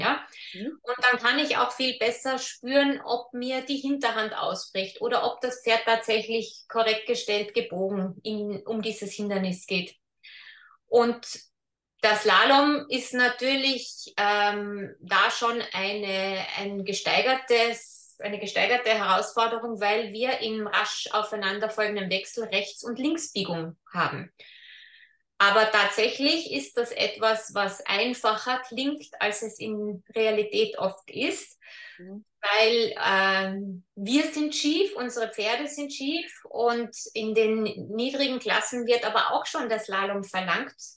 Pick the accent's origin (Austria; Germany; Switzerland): Austria; bei uns in Österreich